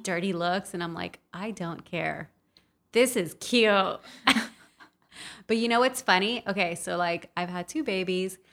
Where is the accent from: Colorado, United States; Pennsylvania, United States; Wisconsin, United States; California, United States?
California, United States; Los Angeles; born or raised there; also born or lived in El Salvador